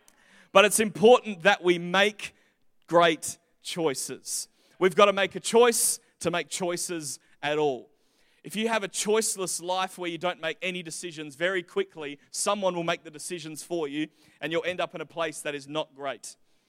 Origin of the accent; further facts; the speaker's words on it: England, United Kingdom; born there; But I was born in England when my parents were planting a church there.